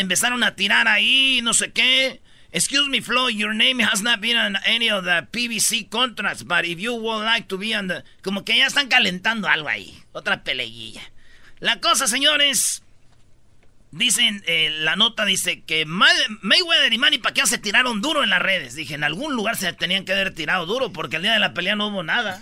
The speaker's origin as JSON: {"language": "Spanish", "region": "Michoacán", "country": "Mexico", "said": "como buen michacano"}